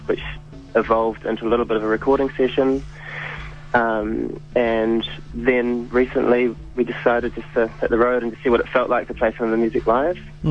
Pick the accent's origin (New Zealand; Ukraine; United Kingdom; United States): New Zealand; Wellington; also born or lived in Berlin; I'm from Wellington